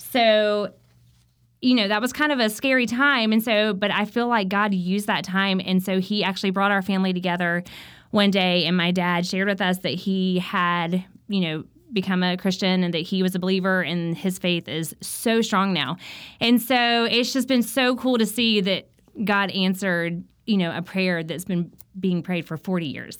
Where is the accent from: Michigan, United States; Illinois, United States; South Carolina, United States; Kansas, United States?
South Carolina, United States; I grew up in South Carolina, so it was very hot